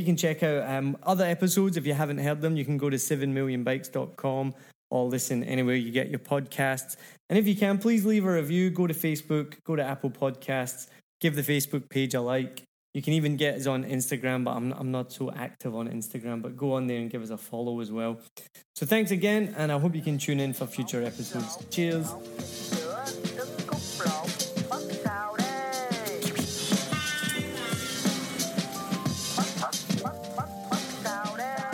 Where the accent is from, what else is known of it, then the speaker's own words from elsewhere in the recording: Scotland, United Kingdom; now in Vietnam; I'm Scottish